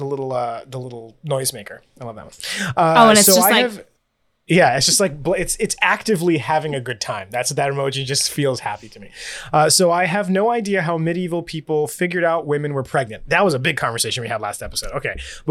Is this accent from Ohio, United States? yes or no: yes; Cleveland, Ohio, United States; I'm from Cleveland and love it.